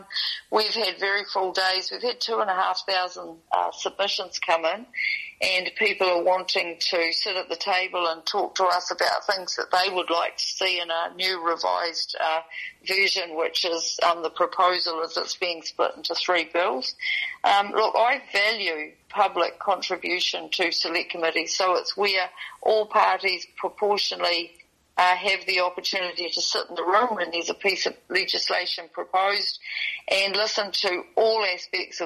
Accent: New Zealand; Okaneki, my hometown

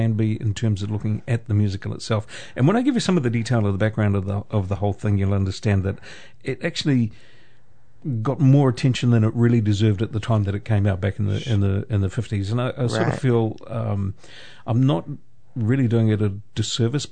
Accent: Putaruru, Waikato, New Zealand; my hometown of Potaruru

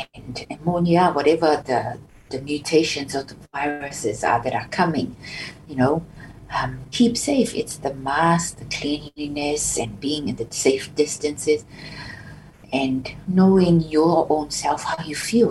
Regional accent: Samoa; now in Dunedin, New Zealand; growing up in Samoa, and you're always proud as a proud Samoan growing up

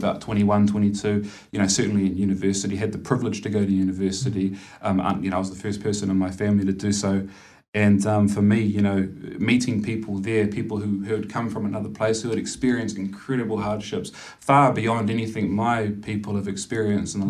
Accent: New Zealand; growing up in Arawahia

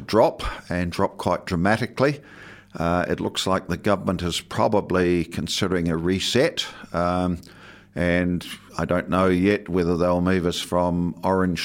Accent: Southland, New Zealand; now in Dunedin, New Zealand; growing up in Southland in the 50s and 60s and 70s

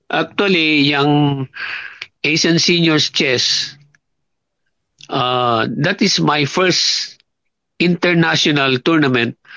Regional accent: Binangonan, Calabarzon, Philippines; also born or lived in Talisay, Camarines Norte; Sa Pilipinas, my birthplace is Binangonan, Rizal.

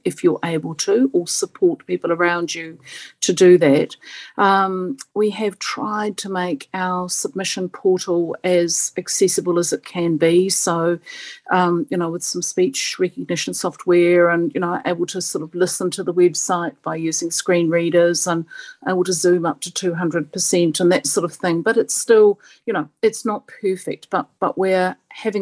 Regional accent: South Africa; now in New Zealand; I didn't grow up in New Zealand. I grew up in South Africa, and I arrived in the late 70s

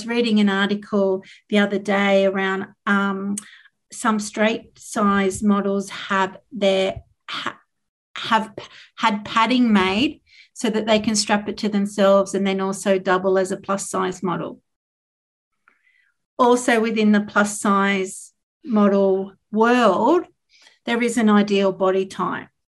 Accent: Tasmania, Australia; I grew up in Tasmania in the 80s and 90s

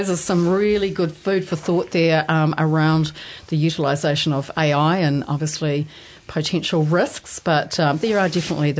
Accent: Taranaki, New Zealand; now in Waikato, New Zealand; I'm originally from Taranaki

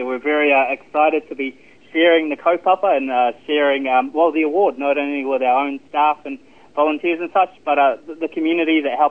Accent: Parawera, Waikato, New Zealand; I grew up in Kihikihi. I have to tell people Kihikihi because no one knows where Parawera is when I tell them that I lived there growing up. But that's actually just at the base of the Maunga itself.

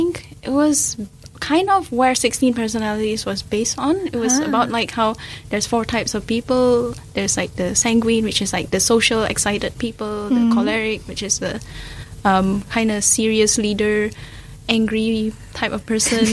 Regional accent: Medan, North Sumatra, Indonesia; now in New Zealand

